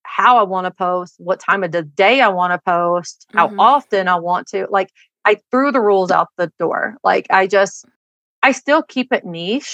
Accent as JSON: {"language": "English", "region": "Tennessee", "country": "United States", "tie": "born or raised there", "moved": "as an adult", "lives_now": "Utah, United States", "said": "growing up in Tennessee"}